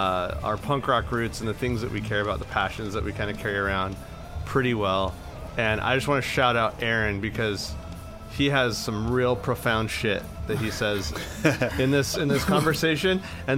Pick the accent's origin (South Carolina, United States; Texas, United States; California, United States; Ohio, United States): California, United States; Imperial Valley; it's right on the Mexican side of the border from where I grew up in the Imperial Valley.